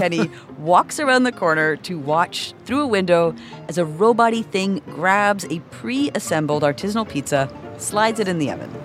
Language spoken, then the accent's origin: English; Toronto, Ontario, Canada; this is my hometown